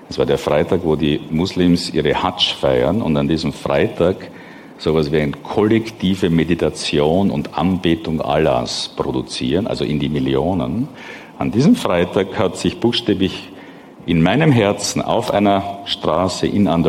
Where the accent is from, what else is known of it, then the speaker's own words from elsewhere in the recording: Austria; bin ich in einer Eliteschule in Österreich groß geworden